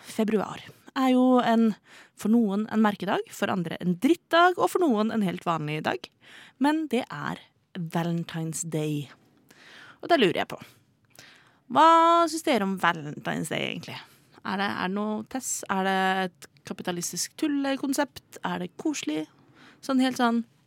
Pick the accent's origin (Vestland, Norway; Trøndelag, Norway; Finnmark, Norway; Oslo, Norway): Oslo, Norway; er født og oppvokst i Oslo